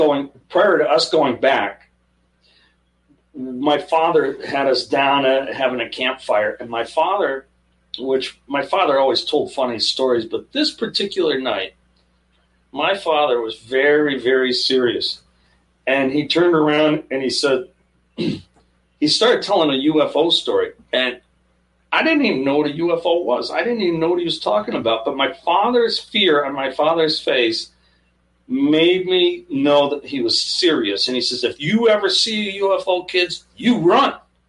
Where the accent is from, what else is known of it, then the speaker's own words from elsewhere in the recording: Willsboro, New York, United States; The Clarks and I were friends growing up on Lake Champlain and a little town of Willsboro. And Willsboro was a peninsula that went out into Lake Champlain.